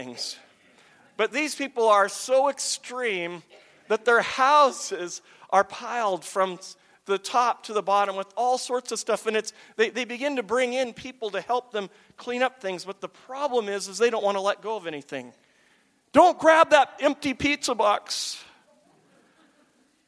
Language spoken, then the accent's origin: English; Pacific Northwest, United States; moved away; growing up in the Pacific Northwest